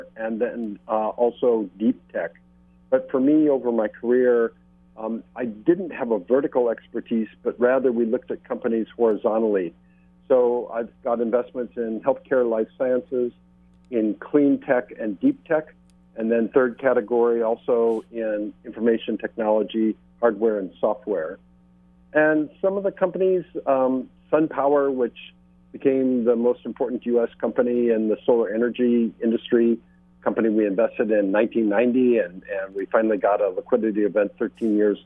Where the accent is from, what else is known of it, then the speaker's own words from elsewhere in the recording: Midwest of the U.S., United States; moved away as an adult; also born or lived in California; I'm originally from the Midwest of the U.S., but mm-hmm. moved to California after school